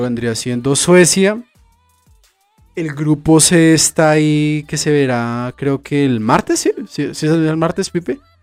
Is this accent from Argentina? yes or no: no; Colombia; aquí como colombianos